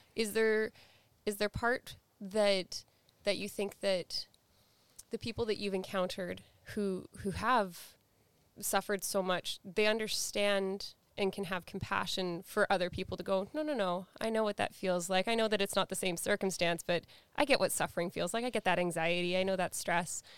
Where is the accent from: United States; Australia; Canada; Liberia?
Canada; Surrey, British Columbia; even though I grew up in Vancouver, I grew up in Surrey, um, from, like, the Guilford, Wally area.